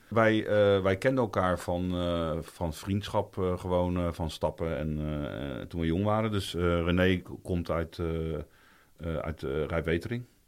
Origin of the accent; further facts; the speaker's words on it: Roelofarendsveen, South Holland, Netherlands; also born or lived in The Hague; ik ben ook geboren in Den Haag, maar ik had het geluk dat mijn ouders eh, op mijn vierde naar Roelof Arendsveen verhuisden